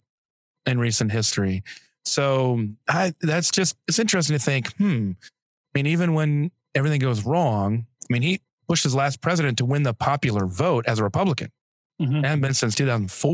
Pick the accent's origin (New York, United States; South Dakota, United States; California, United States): South Dakota, United States; moved away; where'd you grow up? And I say South Dakota